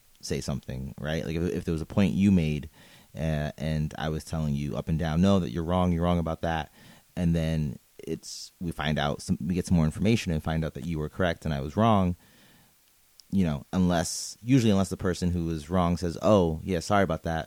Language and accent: English; New York City, New York, United States; I am a New Yorker